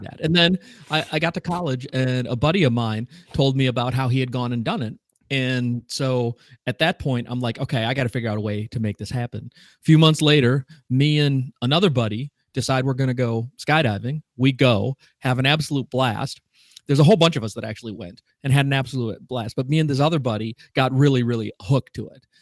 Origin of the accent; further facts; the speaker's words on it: Wisconsin, United States; I'm from Wisconsin, so, which is almost Canada